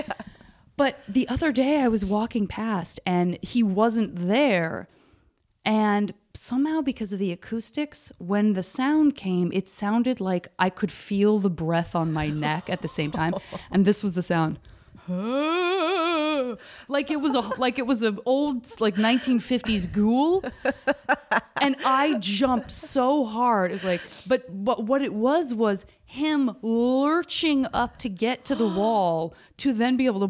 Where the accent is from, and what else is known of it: Arizona, United States